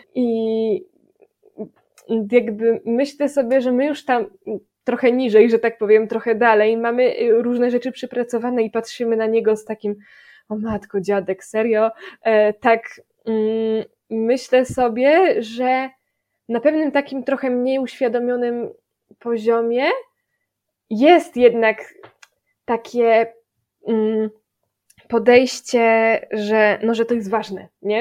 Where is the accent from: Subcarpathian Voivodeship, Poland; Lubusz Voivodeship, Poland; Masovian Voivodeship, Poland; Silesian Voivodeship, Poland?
Lubusz Voivodeship, Poland; Gorzów Wielkopolski; a ja jestem z Gorzowa